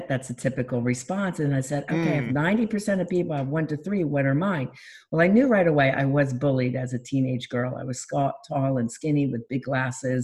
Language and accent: English; Philadelphia, Pennsylvania, United States; now in Florida, United States; I'm from Philadelphia